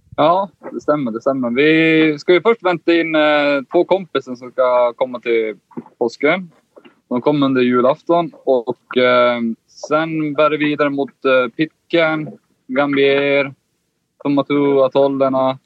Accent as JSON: {"language": "Swedish", "town": "Kiruna", "region": "Norrbotten County", "country": "Sweden", "moved": "yes", "said": "vi är ju båda från Kiruna. Där är det inte så mycket vatten."}